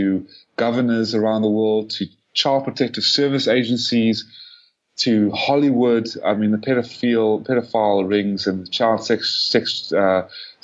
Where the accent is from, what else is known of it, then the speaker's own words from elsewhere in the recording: South Africa; as a Falun Gong practitioner, as a South African, as an activist